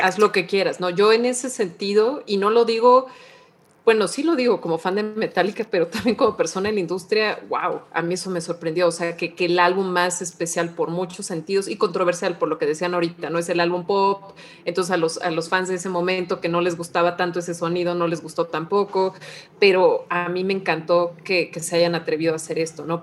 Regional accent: Mexico; como mexicana

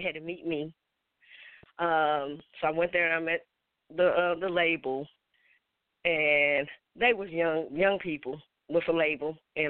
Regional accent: West Virginia, United States; Because I'm from West Virginia, and I'm going to be honest. Anybody from West Virginia, there was no black music.

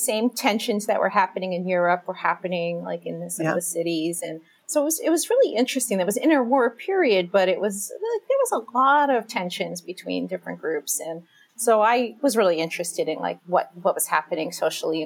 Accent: Philadelphia, Pennsylvania, United States; now in Chicago, United States; I grew up in Philadelphia

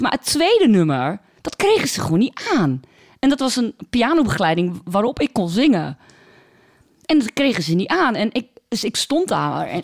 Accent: Borne, Overijssel, Netherlands; accent: Twents; Ik kom uit Borne

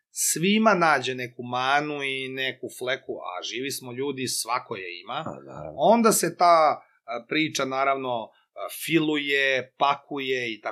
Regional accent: Loznica, Serbia; moved away as an adult; now in Belgrade, Serbia; moj rodni grad uh, Loznicu

